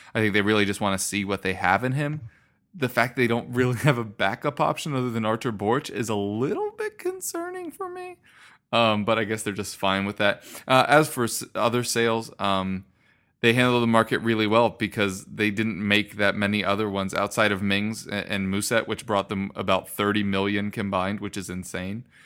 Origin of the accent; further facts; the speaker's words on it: United States; being American